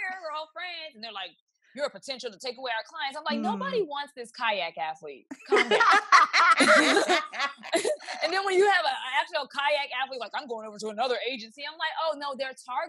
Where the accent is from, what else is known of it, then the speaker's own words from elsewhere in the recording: Kansas City, Missouri, United States; now in Atlanta, United States; I'm from Kansas City, Missouri originally